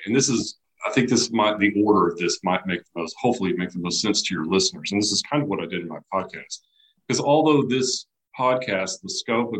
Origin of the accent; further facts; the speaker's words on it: Texas, United States; I grew up in Texas, went through Texas public schools.